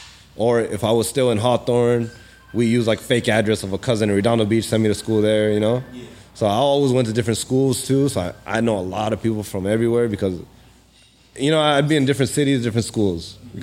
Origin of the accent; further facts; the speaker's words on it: Pakistan; now in United States; even though I'm from Pakistan, but like even Pakistani people don't even know half the time that I'm from Pakistan, because I'm so like in tune with the Cali lifestyle, the LA people.